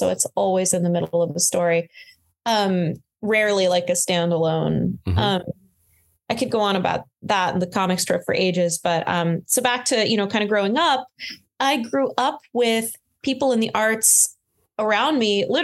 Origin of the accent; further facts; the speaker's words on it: Florida, United States; also born or lived in Connecticut / France; now in New York, United States; I grew up in Florida